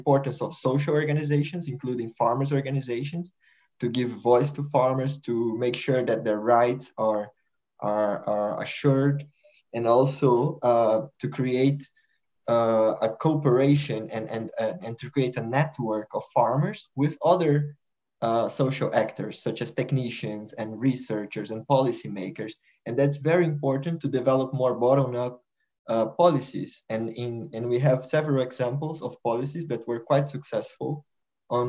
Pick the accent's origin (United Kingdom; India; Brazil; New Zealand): Brazil; moved away as an adult; now in Netherlands; I am a researcher at Wageningen University, but I'm originally from Brazil